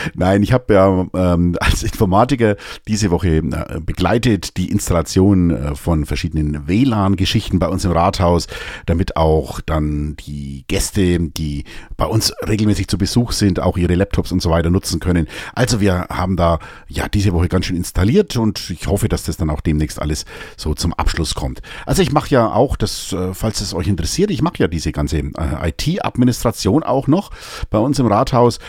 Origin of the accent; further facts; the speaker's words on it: Münchberg, Bavaria, Germany; als ich noch in Münchberg gelebt habe. Ich, einige von euch wissen das ja, ich komme aus Münchberg